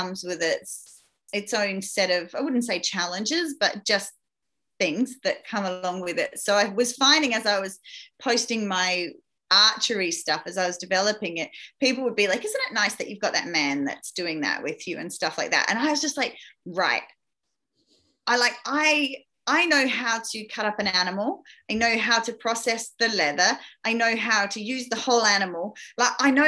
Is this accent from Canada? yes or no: no; Australia; I grew up in that outback area. So that was my hometown from being a very young child.